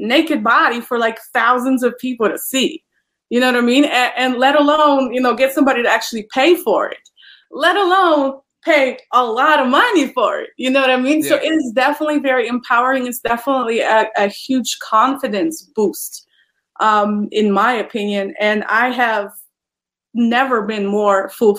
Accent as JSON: {"language": "English", "country": "Poland", "second_language": "English", "moved": "as an adult", "lives_now": "United States", "said": "I am originally from Poland, and I immigrated to the United States in 2017"}